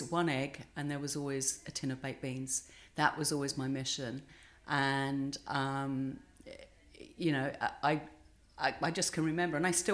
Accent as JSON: {"language": "English", "town": "Bexleyheath", "region": "London", "country": "United Kingdom", "tie": "born or raised there", "said": "I grew up in a council estate, two up, two down, in Bexley Heath in Kent"}